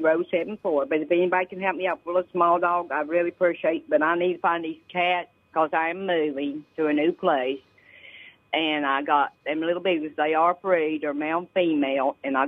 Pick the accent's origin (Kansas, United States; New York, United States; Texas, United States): Texas, United States; I'm looking for a little small dog because I come from Texas.